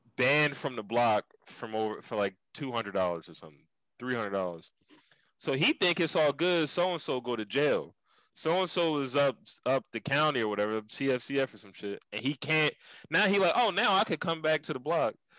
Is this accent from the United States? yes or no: yes; Philadelphia, Pennsylvania, United States; growing up in Germantown.